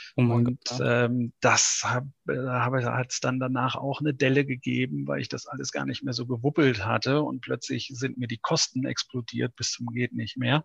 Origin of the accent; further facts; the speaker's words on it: North Rhine-Westphalia, Germany; now in Buchholz in der Nordheide, Germany; ich bin ja ein Importierter. Ich komme ursprünglich gebürtig aus Ostwestfalen.